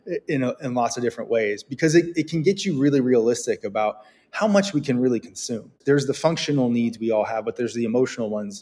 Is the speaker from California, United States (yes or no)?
yes; Bay Area, Silicon Valley, California, United States; moved away as an adult; now in New York, United States; I grew up in the Bay Area. I grew up in Silicon Valley